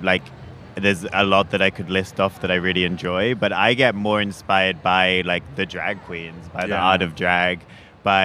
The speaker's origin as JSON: {"language": "English", "region": "England", "country": "United Kingdom", "moved": "yes", "lives_now": "Los Angeles, United States", "said": "I'm from England"}